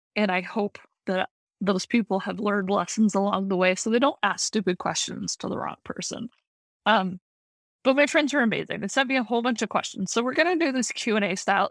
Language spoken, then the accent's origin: English; Montana, United States; moved away as an adult; now in Virginia, United States; I'm born and bred in Montana